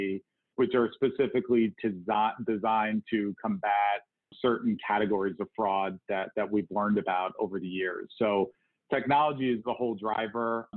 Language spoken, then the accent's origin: English; New York metropolitan area, United States; moved away as an adult; also born or lived in New Jersey / Connecticut; now in Cleveland, United States; I grew up in the New York metropolitan area